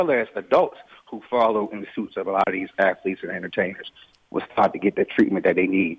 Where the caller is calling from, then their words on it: Delaware, United States; also born or lived in Maryland; Well, I'm actually calling from Delaware by way of Maryland.